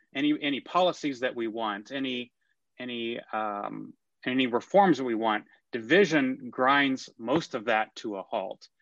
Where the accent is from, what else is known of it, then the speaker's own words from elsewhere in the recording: McKinney, Texas, United States; also born or lived in Austin, Texas / New York; I grew up in McKinney, Texas.